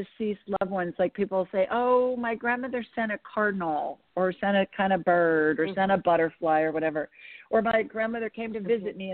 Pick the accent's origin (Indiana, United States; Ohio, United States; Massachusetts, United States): Ohio, United States; Columbus; moved away; I grew up in Columbus